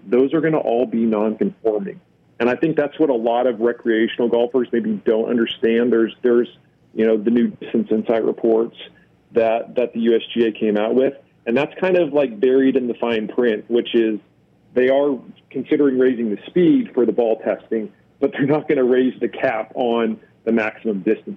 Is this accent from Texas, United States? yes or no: yes; Dallas Fort Worth area, Texas, United States; I'm from the Dallas Fort Worth area